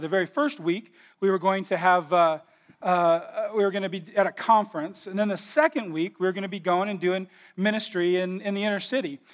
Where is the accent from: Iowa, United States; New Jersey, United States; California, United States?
California, United States; we're all from California